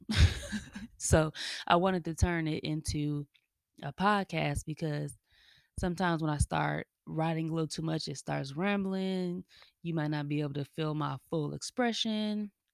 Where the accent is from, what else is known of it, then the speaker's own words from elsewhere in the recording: Kansas City, Missouri, United States; moved away as an adult; also born or lived in Denver, Colorado; now in Atlanta, United States; I was born in Denver, raised in Kansas City